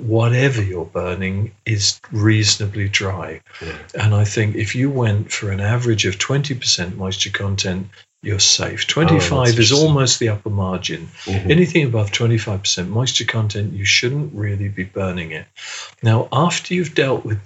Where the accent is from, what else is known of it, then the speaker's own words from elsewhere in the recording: England, United Kingdom; being English-British